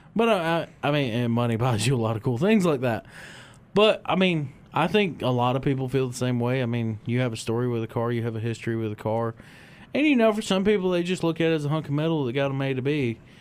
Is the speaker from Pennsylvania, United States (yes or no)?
no; Michigan, United States; when I was real young growing up in Michigan